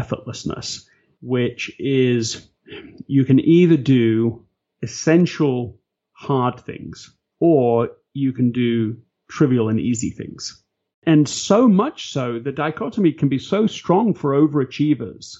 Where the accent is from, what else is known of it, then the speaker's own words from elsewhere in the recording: England, United Kingdom; I'm English